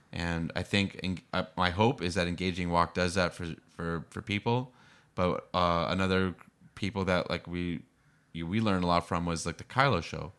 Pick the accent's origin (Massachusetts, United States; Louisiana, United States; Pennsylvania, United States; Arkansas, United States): Massachusetts, United States; Boston; now in San Diego, United States; I grew up in Boston